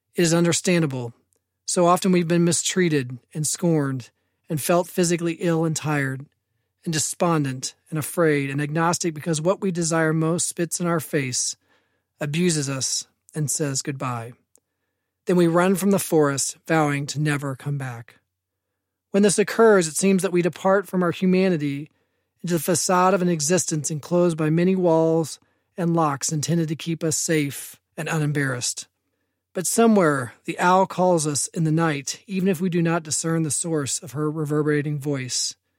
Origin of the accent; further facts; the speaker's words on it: Evansville, Indiana, United States; I was born in Indianapolis, raised in Evansville for most of my life.